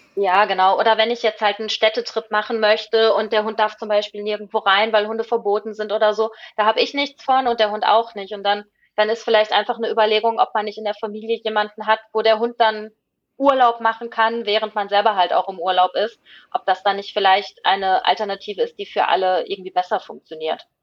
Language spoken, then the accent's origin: German; Ruhr area, North Rhine-Westphalia, Germany; moved away as an adult; now in Sweden; ich komme ja aus dem Ruhrgebiet